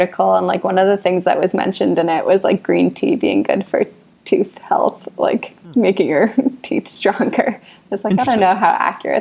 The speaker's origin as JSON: {"language": "English", "town": "Boston", "region": "Massachusetts", "country": "United States", "moved": "yes", "lives_now": "New York City, United States", "said": "I'm from Boston originally"}